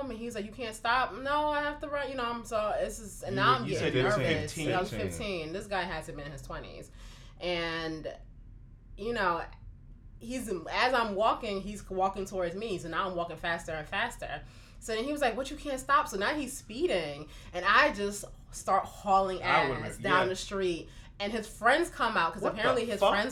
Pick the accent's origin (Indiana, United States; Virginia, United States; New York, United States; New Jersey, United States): New Jersey, United States; Newark; I grew up in Newark, New Jersey